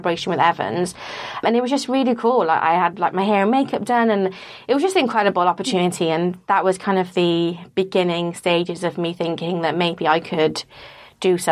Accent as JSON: {"language": "English", "region": "Wales", "country": "United Kingdom", "tie": "born or raised there", "said": "I grew up in Wales"}